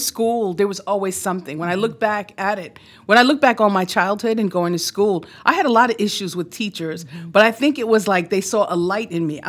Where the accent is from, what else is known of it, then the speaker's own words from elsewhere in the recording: New York City, New York, United States; I grew up here in New York City.